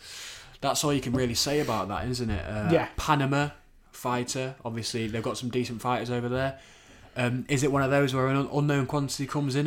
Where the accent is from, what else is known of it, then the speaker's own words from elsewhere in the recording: England, United Kingdom; As a Brit, as an Englishman, a patriot for my country